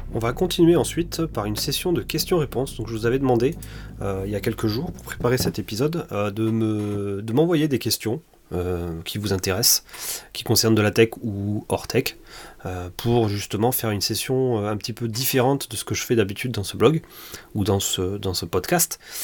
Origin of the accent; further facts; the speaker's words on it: Toulouse, Occitania, France; je suis toulousain mon père travaille dans l'aéronautique